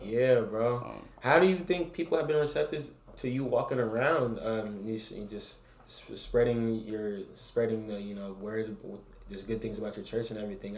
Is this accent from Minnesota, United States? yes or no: no; San Francisco, California, United States; I'm from San Francisco